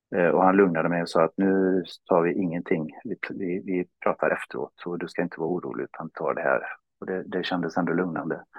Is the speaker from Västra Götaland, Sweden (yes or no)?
yes; Borås, Västra Götaland, Sweden; also born or lived in Stockholm; now in Stenungsund, Sweden; jag är från Borås annars, men eh, hamnade till slut efter några vändor i Stockholm i Stenungsund tillsammans med Helen